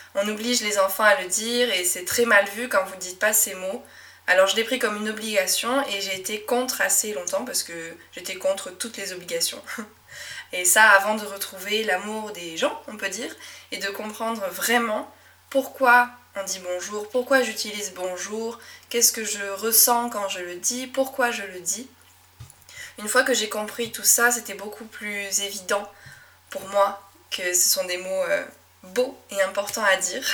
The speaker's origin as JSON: {"language": "French", "area": "Médoc", "region": "Nouvelle-Aquitaine", "country": "France", "tie": "born or raised there", "accent": "Médoc accent", "first_language": "French", "said": "j'ai grandi dans un petit coin de France qui s'appelle le Médoc"}